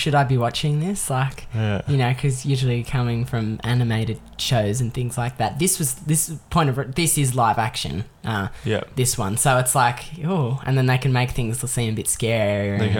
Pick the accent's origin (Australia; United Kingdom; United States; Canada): Australia; living as an Australian